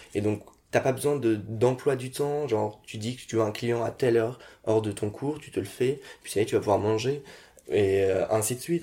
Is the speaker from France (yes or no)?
yes; France; je suis né en France, je suis français